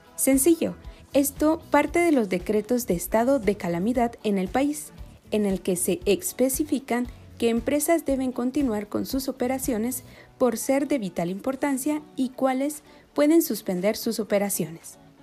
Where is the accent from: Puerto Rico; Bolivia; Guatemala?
Guatemala; somos guatemaltecos